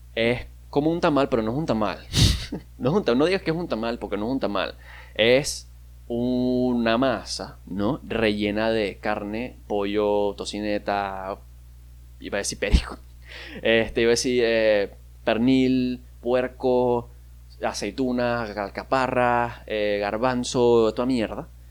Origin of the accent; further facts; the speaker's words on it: Maracaibo, Zulia, Venezuela; yo soy de Maracaibo, yo soy maracucho